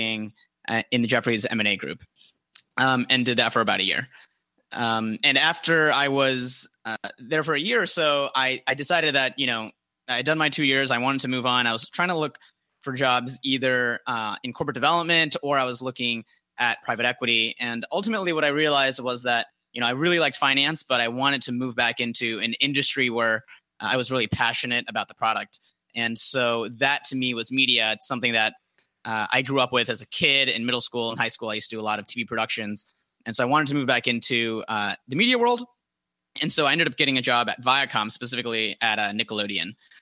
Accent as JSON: {"language": "English", "region": "Florida", "country": "United States", "also_born_or_lived": "Georgia", "moved": "as an adult", "said": "I'm originally from Florida."}